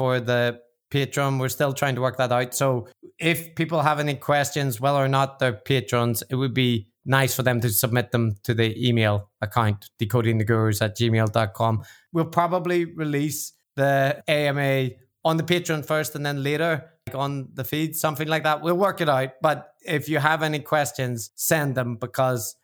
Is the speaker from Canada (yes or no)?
no; Ireland; I'm the Irish one